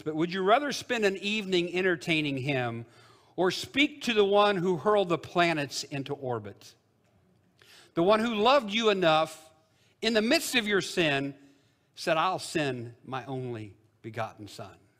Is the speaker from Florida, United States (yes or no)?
no; Illinois, United States; the Baptist church I grew up in Illinois.